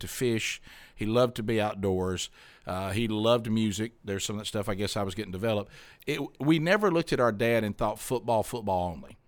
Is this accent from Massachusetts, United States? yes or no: no; Alabama, United States; I'm from Alabama